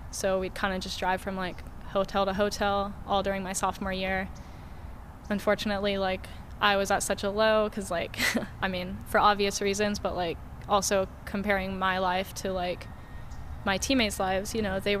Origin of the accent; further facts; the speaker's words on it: San Diego, California, United States; also born or lived in North Carolina; I grew up in San Diego. Mm-hmm. Then I went. So my mom passed away when I was little. And so when I was about 8 years old, my dad moved us to North Carolina mm-hmm. for 7 years. And then moved back to San Diego when I was 15.